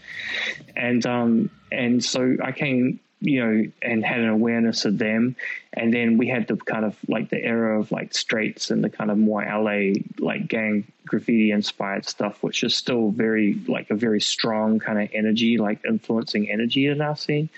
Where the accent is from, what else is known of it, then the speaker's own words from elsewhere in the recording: Auckland, New Zealand; I came from New Zealand